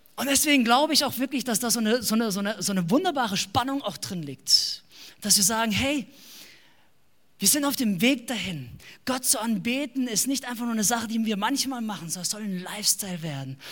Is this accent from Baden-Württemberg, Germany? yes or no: yes; Baden-Württemberg, Germany; wir kommen noch aus dem Ländle, wie man sagt, in Baden-Württemberg. Wir leben in einem kleinen Dorf mit ungefähr zweieinhalbtausend Einwohnern.